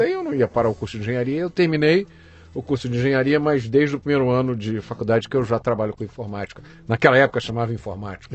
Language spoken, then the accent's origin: Portuguese; Rio de Janeiro, Brazil; also born or lived in Belém, Pará / Salvador, Bahia; Eu nasci em Belém do Pará. Eu é, morei lá até os dois anos, depois fui morar em Salvador e em 73 eu fui para o Rio de Janeiro.